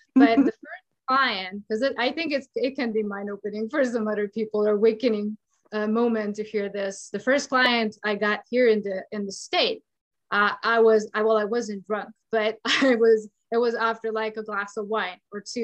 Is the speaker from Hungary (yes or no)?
yes; Hungary; now in United States; I'm from Hungary